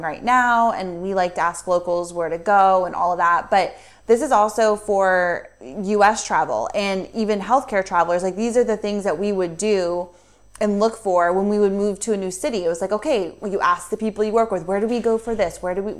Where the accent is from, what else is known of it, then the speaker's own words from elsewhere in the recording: United States; moved away; we're American